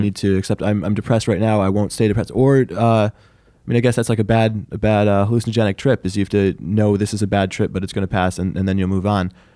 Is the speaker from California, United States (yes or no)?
no; Syracuse, New York, United States; I am from Syracuse